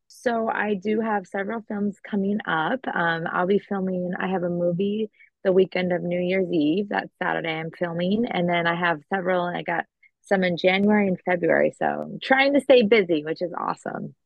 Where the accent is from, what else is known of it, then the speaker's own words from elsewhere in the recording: Long Beach, California, United States; now in Florida, United States; growing up in California, my aunt had my cousins in movies and TV shows